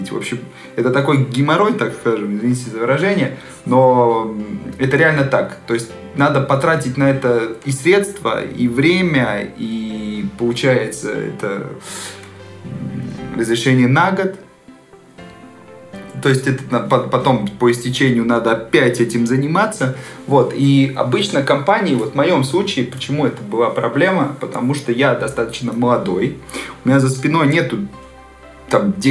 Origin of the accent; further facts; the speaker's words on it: Serbia; Ты откуда? Я из Сербии.